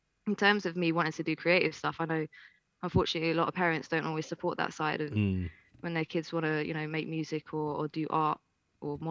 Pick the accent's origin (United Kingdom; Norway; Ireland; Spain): Ireland; moved away; I used to go back to Ireland quite a lot because I'm Irish.